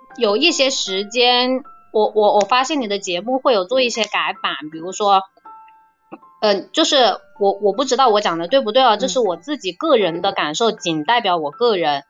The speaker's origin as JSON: {"language": "Chinese", "town": "Changsha", "region": "Hunan", "country": "China", "said": "我来自湖南长沙"}